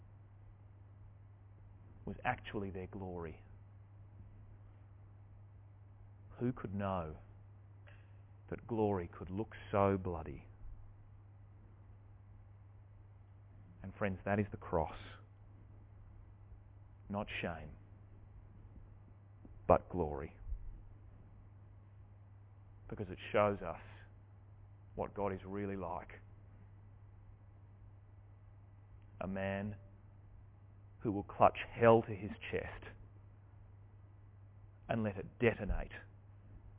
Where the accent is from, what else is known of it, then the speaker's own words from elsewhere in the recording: Deloraine, Tasmania, Australia; I grew up in Deloraine, just down the road here.